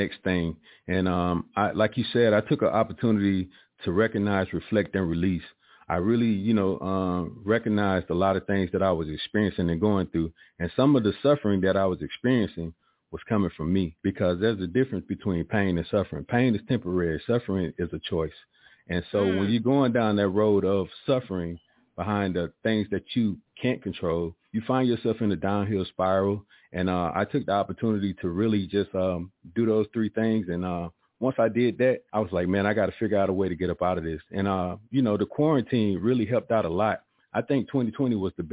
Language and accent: English; Columbus, Georgia, United States; I'm originally from Columbus, Georgia